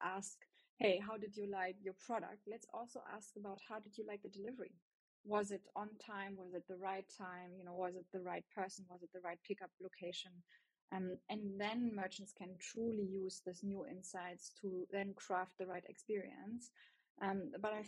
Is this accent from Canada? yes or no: no; Germany; accent: German; English is a second language; you hear my German accent